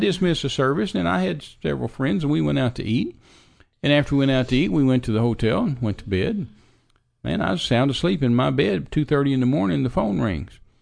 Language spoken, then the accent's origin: English; Midland, Texas, United States; also born or lived in Big Spring, Texas; I was raised in Midland, Texas, out in the desert, and, uh, West Texas.